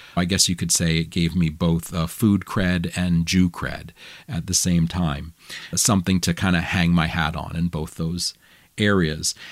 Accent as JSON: {"language": "English", "town": "Augusta", "region": "Maine", "country": "United States", "tie": "born or raised there", "said": "in Augusta, where I grew up"}